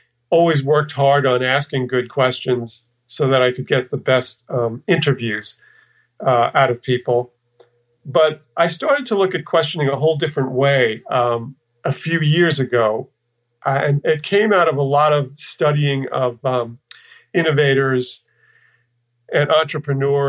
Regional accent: New York, United States; moved away as an adult; also born or lived in Texas; I kind of left the place where I lived and grew up. I'm from New York

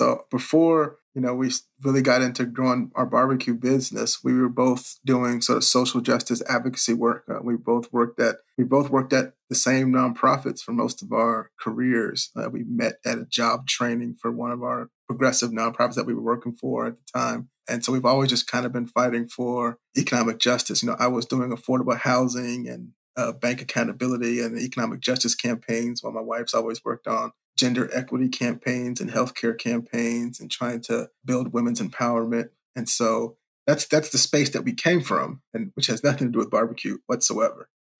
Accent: Richmond, Virginia, United States; even growing up in Richmond, where at the time didn't have like a big barbecue culture, but folks who sort of live where I lived in Virginia would drive down to North Carolina

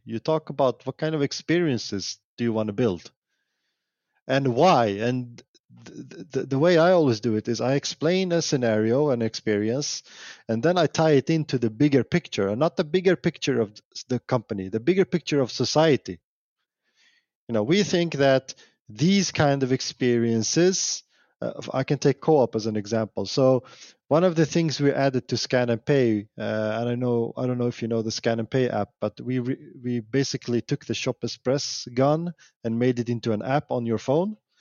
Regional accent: Sweden; I'm from Sweden

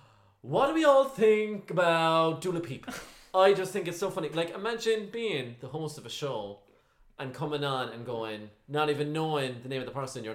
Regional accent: Cork, Munster, Ireland; oh, you're Irish. You have the accent, yeah? And I'm like, yeah, I'm from Cork.

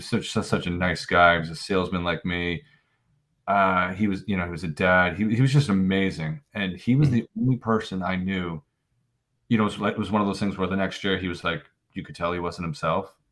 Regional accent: Norwell, Massachusetts, United States; we had quite an adventure growing up in Norwell

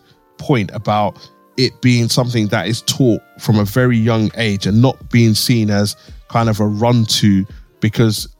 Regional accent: London, United Kingdom; when I was growing up in the 90s in East London

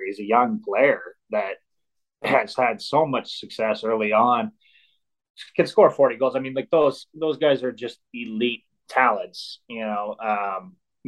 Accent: Plymouth, Michigan, United States; I grew up playing in Plymouth at Detroit Compuware

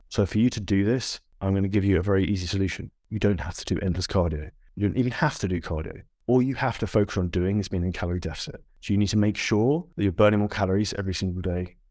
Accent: United Kingdom; if you're from the U K, like I am

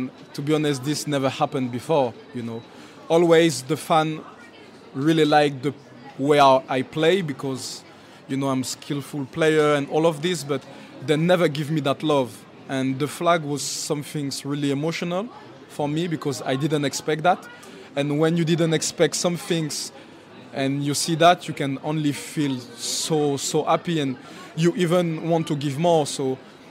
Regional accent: Châtenay-Malabry, Île-de-France, France; English is a second language; now in Newcastle, United Kingdom; We're born in the same area, so we're from Châtenay Malabry

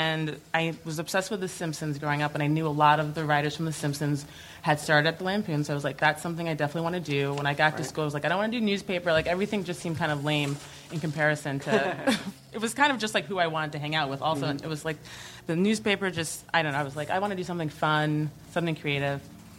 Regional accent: Bay Shore, New York, United States; Bayshore, Long Island.

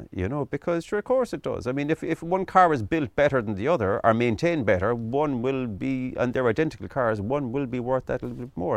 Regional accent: Midleton, Munster, Ireland; I'm originally from Middleton in, in County Cork, East Cork

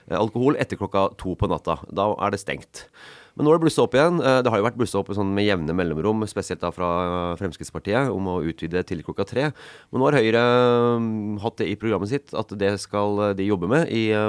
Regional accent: Elverum, Innlandet, Norway; moved away as an adult; also born or lived in Stavanger; jeg kom fra Elverum.

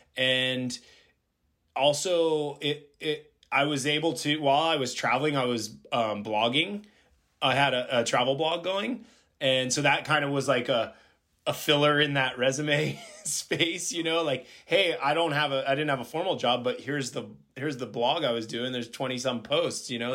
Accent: Florida, United States; moved away as an adult; also born or lived in California; I'm originally from Florida

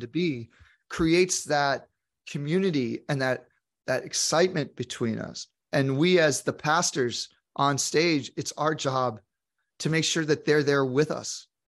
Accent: New York, United States; moved away; also born or lived in Santa Monica, California; as a New Yorker

